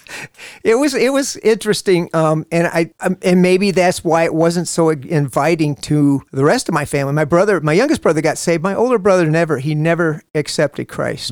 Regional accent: Toledo, Ohio, United States; I was born in Toledo, Ohio

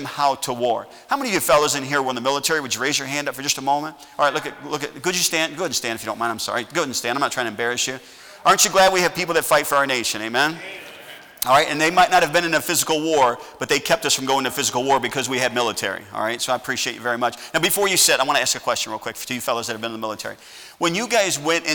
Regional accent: United States; I'm an American

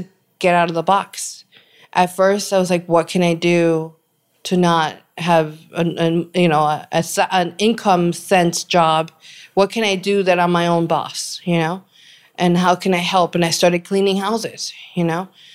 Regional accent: New York, United States; Growing up in New York, we had the Caribbean Santeria culture

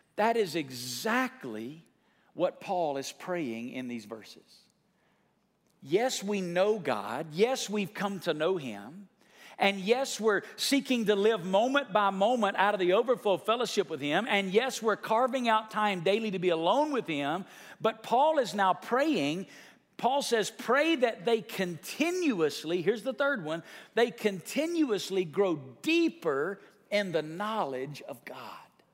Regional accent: United States; there's a bridge in my hometown called Old Nile Bridge. It crosses over the, the, the Tennessee River

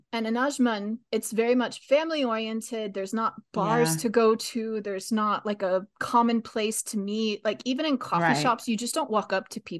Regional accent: United States; moved away as an adult; also born or lived in South Korea / UAE / Texas; now in Vietnam; I'm American, and I've been a language educator since 2009. Since then, I've worked in the US, South Korea, the UAE, and I currently live in Vietnam.

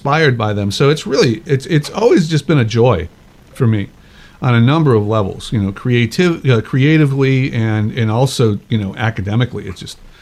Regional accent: Chicago, Illinois, United States; I went to the University of Chicago, you know, my hometown

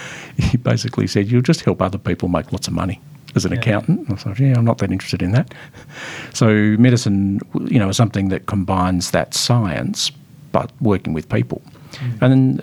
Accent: Melbourne, Victoria, Australia; I'm Melbourne born and bred.

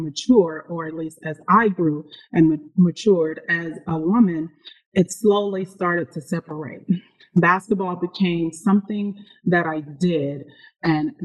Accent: Arkansas, United States; I'm originally from Arkansas

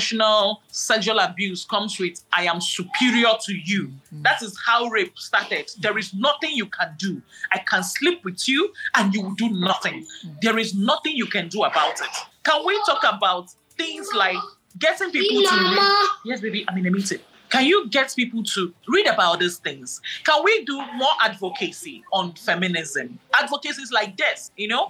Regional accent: Nigeria; I'm a Nigerian

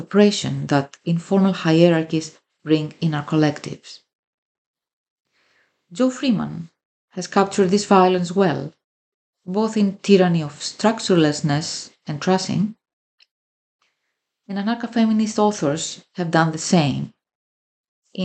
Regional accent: Greece; I come from Greece and a working class immigrant family background.

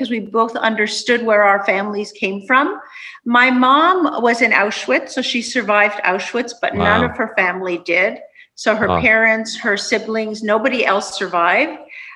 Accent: Canada; also born or lived in Budapest, Hungary; my parents came to Canada when I was about 2.

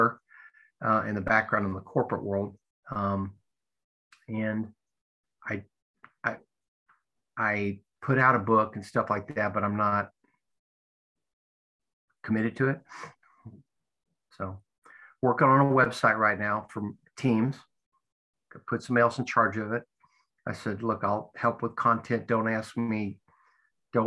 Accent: United States; as an American

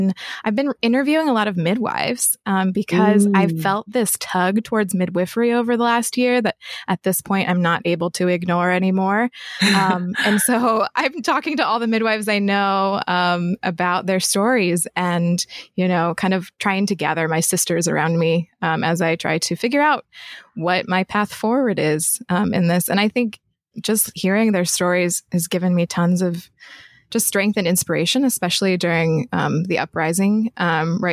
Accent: Rapid City, South Dakota, United States; moved away as an adult; also born or lived in Rosebud Indian Reservation, South Dakota; now in Philadelphia, United States; I was raised in South Dakota. So the two main places that kind of were formative for my childhood were the Rosebud Indian Reservation and then Rapid City, South Dakota.

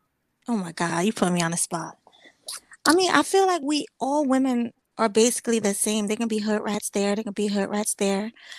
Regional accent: United States; But I'm from here. I was born here in America

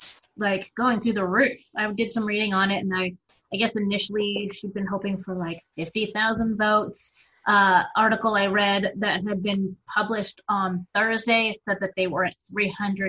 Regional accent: Arizona, United States; I am from Arizona

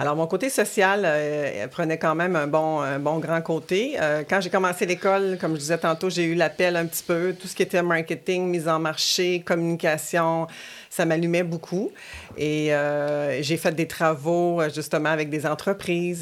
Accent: Quebec City, Quebec, Canada; also born or lived in Rimouski, Bas-Saint-Laurent; je suis native du Bas-Saint-Laurent, de Rimouski. je, suis venue habiter à Québec avec ma famille à l'âge de 6 ans

